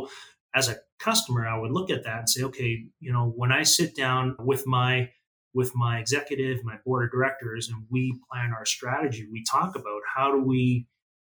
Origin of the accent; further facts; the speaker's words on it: southern Alberta, Canada; also born or lived in Kuala Lumpur, Malaysia / Red Deer, Alberta; I was born in Kuala Lumpur in Malaysia, but we immigrated to Canada when I was very little, young. And like I said, grew up in southern Alberta